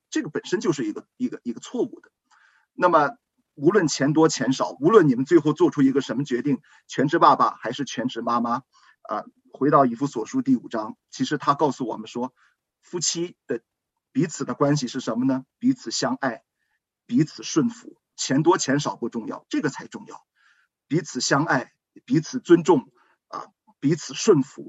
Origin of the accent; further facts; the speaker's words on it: China; 我们中国人